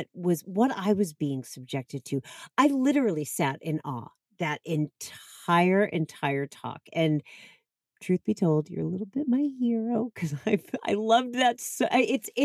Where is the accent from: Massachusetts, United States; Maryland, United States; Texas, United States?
Massachusetts, United States; Boston; I grew up in the Boston area